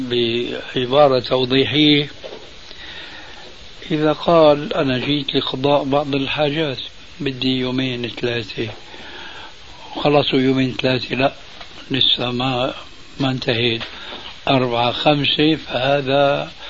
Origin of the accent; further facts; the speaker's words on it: Palestine; now in Canada; أنا من فلسطين من فلسطين من فلسطين آه وذهبت من فلسطين إلى كندا مرورا من الأردن مرورا من الأردن